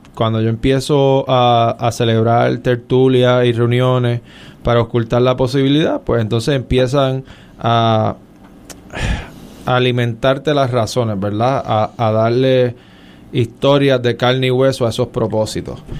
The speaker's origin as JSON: {"language": "Spanish", "town": "San Juan", "country": "Puerto Rico", "tie": "born or raised there", "also_born_or_lived": "Stanford, California / Harvard (Massachusetts)", "said": "yo nací en el Hospital Auxilio Mutuo, pero inmediatamente me trasladé al Viejo San Juan, calle Cristo"}